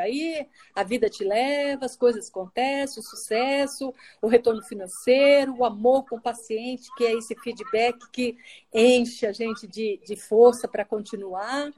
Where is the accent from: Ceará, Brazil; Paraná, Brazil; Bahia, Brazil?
Paraná, Brazil; also born or lived in Mato Grosso; now in Brasília, Brazil; eu sou paranaense, mas morei muito tempo no Mato Grosso